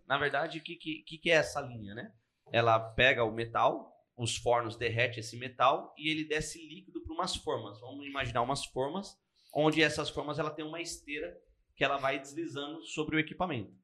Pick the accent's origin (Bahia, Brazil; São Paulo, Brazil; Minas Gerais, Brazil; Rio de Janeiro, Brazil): São Paulo, Brazil; Arujá; moved away; Eu sou de Arujá, né? Na verdade eu nasci em Arujá e hoje não moro mais lá, mas comecei minha vida lá.